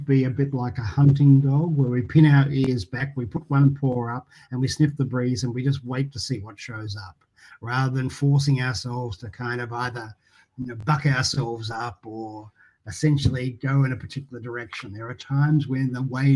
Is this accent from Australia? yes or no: yes; Geelong, Victoria, Australia; I loved growing up in Geelong in a really beautiful street with a great neighbourhood.